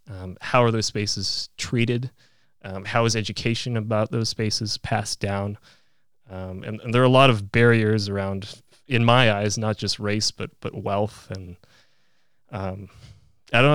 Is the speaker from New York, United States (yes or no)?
no; Fairbanks, Alaska, United States; also born or lived in Poland; growing up in Fairbanks